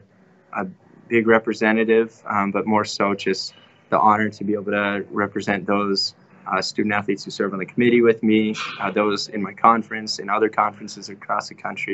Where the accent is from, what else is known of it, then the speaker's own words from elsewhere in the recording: Lincoln, Nebraska, United States; growing up, I grew up here in Lincoln, Nebraska